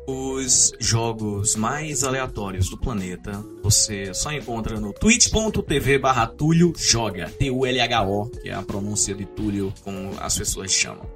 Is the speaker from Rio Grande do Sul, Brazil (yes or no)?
no; Serra Negra do Norte, Rio Grande do Norte, Brazil; lá da minha cidade, Serra Negra do Norte, no interior do Rio Grande do Norte